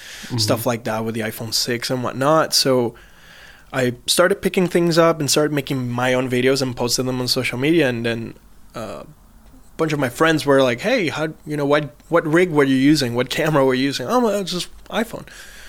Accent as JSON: {"language": "English", "town": "San Juan", "country": "Puerto Rico", "tie": "born or raised there", "also_born_or_lived": "US mainland", "moved": "as an adult", "lives_now": "United States", "said": "I'm originally from San Juan, Puerto Rico, mm-hmm. born and raised. And then when I was 19, I transitioned and I moved out to the mainland"}